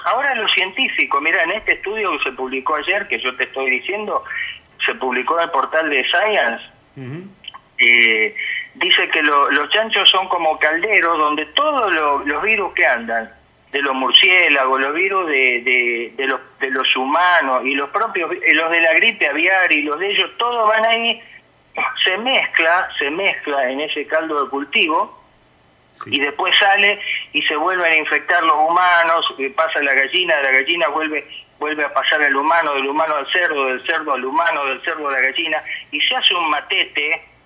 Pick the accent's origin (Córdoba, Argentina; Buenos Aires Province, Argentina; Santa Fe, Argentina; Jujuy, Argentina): Santa Fe, Argentina; yo vivía en en un, en un barrio en la ciudad este, de Santa Fe Capital, donde pasé toda mi infancia y gran parte de mi juventud